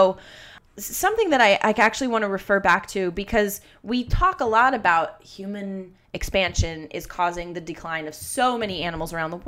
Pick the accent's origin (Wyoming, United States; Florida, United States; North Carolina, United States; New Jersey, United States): Florida, United States; And for a time, I grew up in Florida, but they wanted to sell that house and like get their own property.